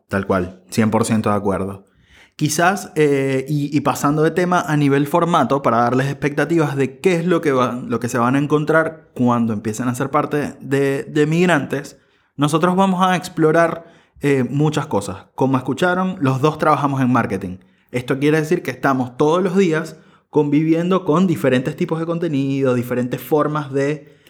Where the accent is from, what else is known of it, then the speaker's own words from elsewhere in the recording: Venezuela; moved away as an adult; now in Buenos Aires, Argentina; soy venezolano, periodista y soy migrante, vivo en Buenos Aires desde hace cinco años